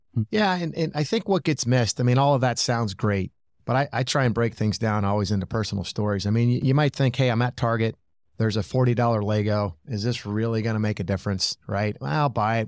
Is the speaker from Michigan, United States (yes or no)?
yes; Michigan, United States; growing up in Michigan